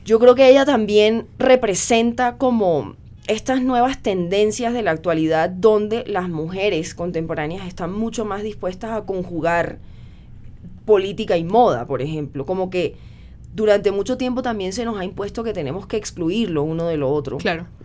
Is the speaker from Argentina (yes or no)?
no; Cartagena, Bolívar, Colombia; donde crecí, en Cartagena de Indias